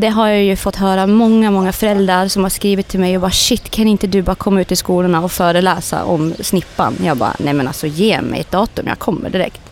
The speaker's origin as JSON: {"language": "Swedish", "country": "Sweden", "said": "skulle vi vara hemma i Sverige nu"}